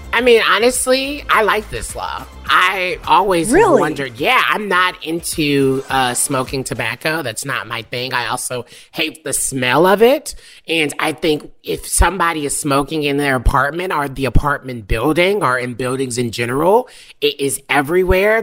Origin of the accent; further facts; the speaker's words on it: the South, United States; I'm from the South where people used to dip